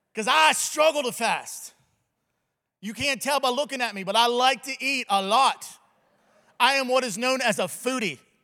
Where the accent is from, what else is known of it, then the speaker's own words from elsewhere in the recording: the South, United States; I'm from the South